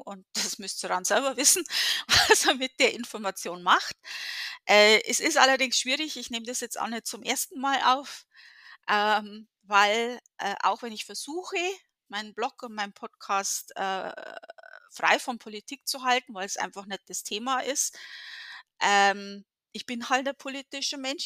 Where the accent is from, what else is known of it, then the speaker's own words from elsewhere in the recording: Germany; in der Gegend, wo ich aufgewachsen bin